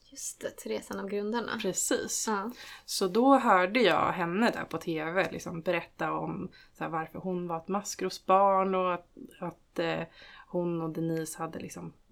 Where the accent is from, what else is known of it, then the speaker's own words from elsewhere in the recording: Stockholm County, Sweden; jag växte upp eh, utanför Stockholm eh, tillsammans med min mamma och pappa.